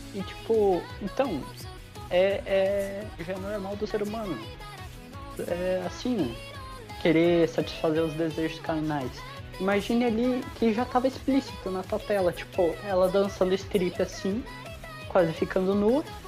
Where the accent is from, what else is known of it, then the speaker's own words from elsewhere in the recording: South Region, Brazil; Eu sou sulista